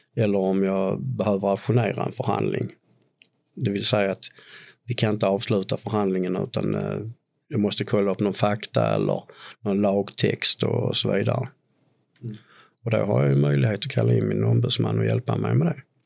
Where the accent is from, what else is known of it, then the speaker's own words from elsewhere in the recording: Tomelilla, Skåne, Sweden; jag är en påge från Tomelilla